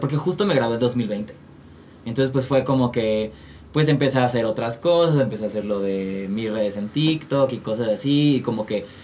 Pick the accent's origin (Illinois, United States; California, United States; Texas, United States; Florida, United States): Texas, United States; moved away as an adult; also born or lived in Colima, Mexico; now in Mexico City, Mexico; yo crecí en Estados Unidos, en Texas. Eh, me fui bien chiquito